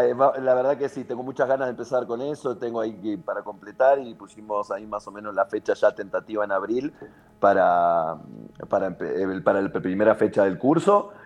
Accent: Villa Ballester, Buenos Aires Province, Argentina; Ballester, San Martín, que es de donde soy yo.

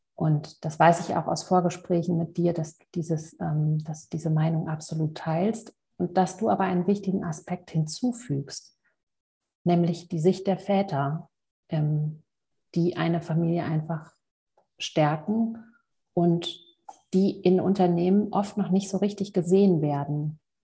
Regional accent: Hamburg, Germany; moved away; aus Hamburg, meiner alten Heimat

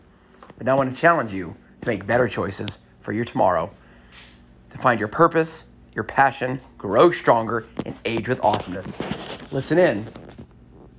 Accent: San Antonio, Texas, United States; moved away; I grew up in, part of my life, I grew up in San Antonio, Texas

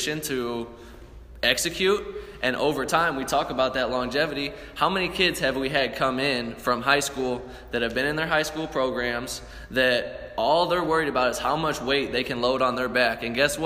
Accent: St. Louis, Missouri, United States; We're from St. Louis, we're from the show me state

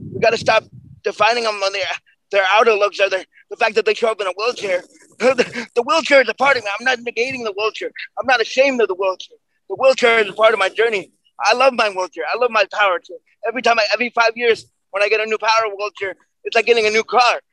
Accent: New York, United States; We're, we're both from New York

